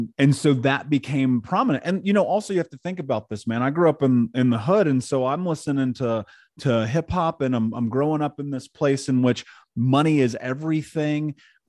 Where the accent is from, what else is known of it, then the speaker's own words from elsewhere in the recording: Indianapolis, Indiana, United States; I grew up in Indianapolis.